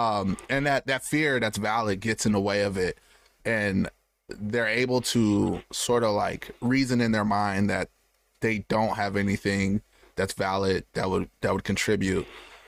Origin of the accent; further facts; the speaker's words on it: Michigan, United States; also born or lived in Landstuhl, Germany / Arizona; So I was born in Germany, Landstuhl, Germany. That was only like the first 4 years of my life. Then we moved to Arizona. So as a youth, I was in Arizona for a while. And then I think like fifth grade, we came to Michigan